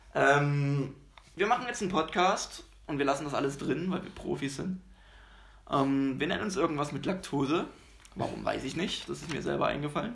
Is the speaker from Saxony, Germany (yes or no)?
yes; Dresden, Saxony, Germany; Ich komme aus Dresden.